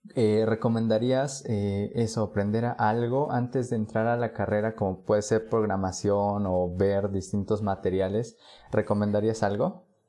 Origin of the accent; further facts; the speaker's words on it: Puebla, Mexico; Yo soy de Puebla